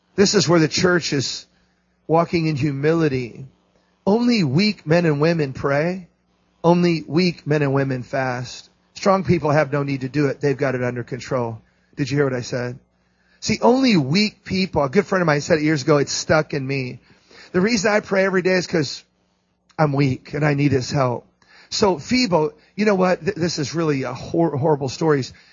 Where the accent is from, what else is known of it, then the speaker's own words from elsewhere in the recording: St. Louis, Missouri, United States; I'm from St. Louis.